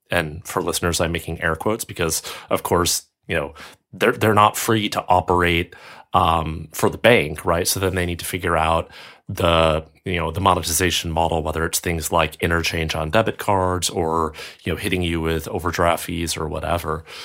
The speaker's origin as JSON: {"language": "English", "country": "United States", "moved": "as an adult", "lives_now": "Europe", "said": "being American and having worked in American, uh, financial services and now living in Europe"}